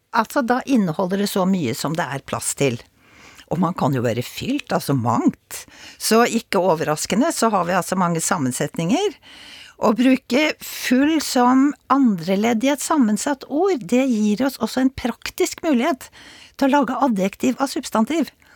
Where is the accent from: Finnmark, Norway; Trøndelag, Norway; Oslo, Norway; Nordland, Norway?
Oslo, Norway; der jeg kommer fra, altså Oslo